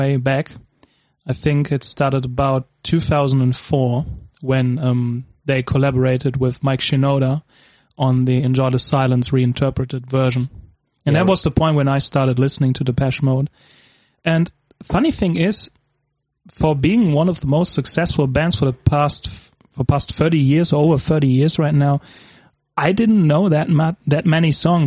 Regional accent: Gelsenkirchen, North Rhine-Westphalia, Germany; I'm from Germany, Gelsenkirchen, too.

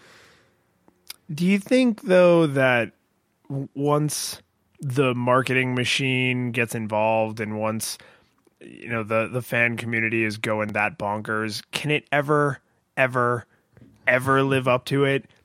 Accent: Florida, United States; a normal occurrence growing up in Florida

